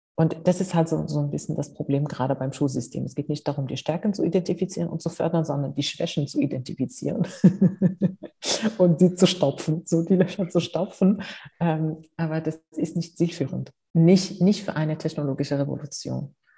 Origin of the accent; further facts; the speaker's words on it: Morocco; moved away as an adult; also born or lived in Spain / United States; now in Germany; Ich bin in Afrika aufgewachsen, ich bin in Marokko aufgewachsen, ich habe in Spanien studiert